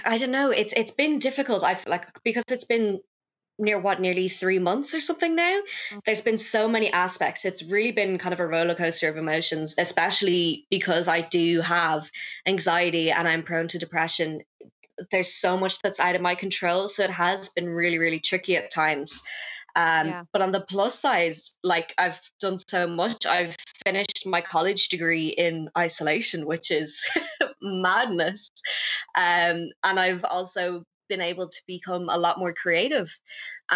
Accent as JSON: {"language": "English", "town": "Dublin", "region": "Leinster", "country": "Ireland", "also_born_or_lived": "Wexford", "said": "I'm 22 years old, and from Dublin normally"}